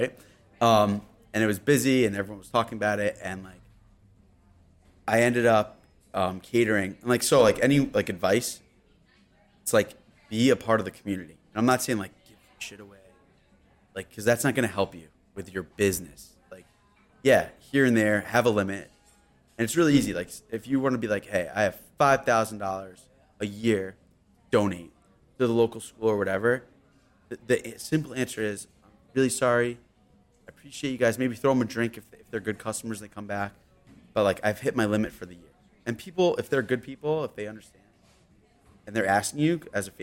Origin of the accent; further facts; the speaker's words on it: Yorktown, New York, United States; I'm from Yorktown